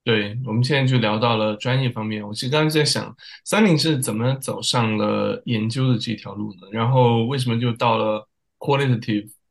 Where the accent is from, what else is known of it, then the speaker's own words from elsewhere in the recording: China; moved away; 我怎么也是从中国出来的